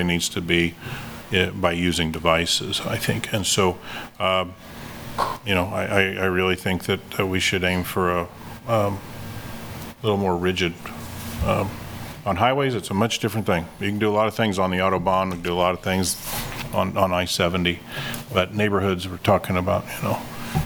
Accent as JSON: {"language": "English", "town": "Kansas City", "region": "Kansas", "country": "United States", "tie": "born or raised there", "said": "my hometown of Kansas City, Kansas"}